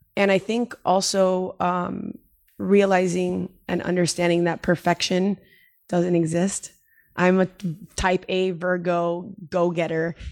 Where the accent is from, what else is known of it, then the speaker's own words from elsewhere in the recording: Miami, Florida, United States; moved away as an adult; now in San Diego, United States; the move from, you know, where I grew up in Miami